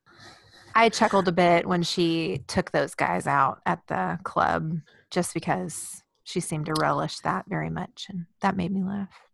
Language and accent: English; Houston, Texas, United States; I grew up in Houston